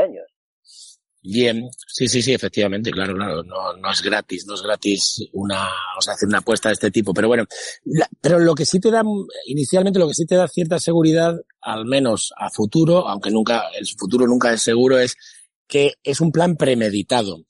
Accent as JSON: {"language": "Spanish", "area": "a village near Mérida", "region": "Extremadura", "country": "Spain", "tie": "born or raised there", "said": "descubrí el cine en versión original, que en mi pueblo no existía. Eh, para ir al cine tenías que ir a Mérida"}